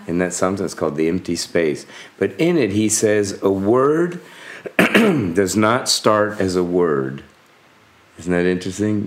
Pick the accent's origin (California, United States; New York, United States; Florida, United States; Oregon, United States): Florida, United States; South; growing up in South Florida in the U.S.